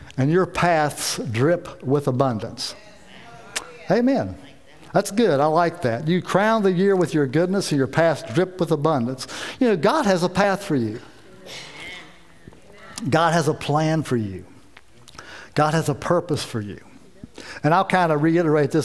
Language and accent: English; South Carolina, United States; We're from South Carolina, and we left South Carolina and got here